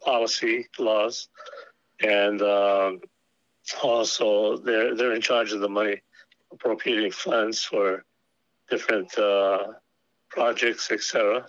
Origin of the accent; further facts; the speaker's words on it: Oahu, Hawaii, United States; moved away as an adult; now in Kohala, United States; growing up in Oahu, I moved to Kohala in 71, and I've lived there ever since